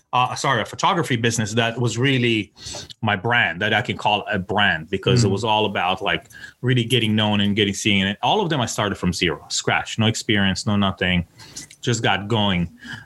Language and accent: English; Tel Aviv, Tel Aviv District, Israel; moved away as an adult; now in United States; I'm originally from Tel Aviv